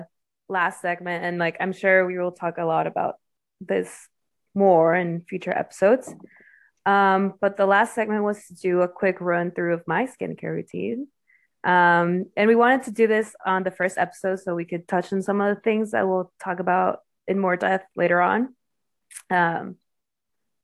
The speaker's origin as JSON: {"language": "English", "country": "Mexico", "tie": "born or raised there", "moved": "yes", "lives_now": "United States", "said": "I am Mexican, like, fair skin, and especially when I just moved to the U.S."}